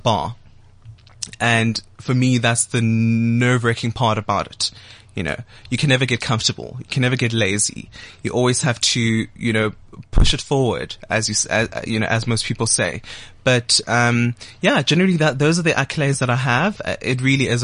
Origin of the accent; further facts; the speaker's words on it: Soweto, Gauteng, South Africa; born in Dobsonville, raised by a mother who worked in retail and a father who worked at Telkom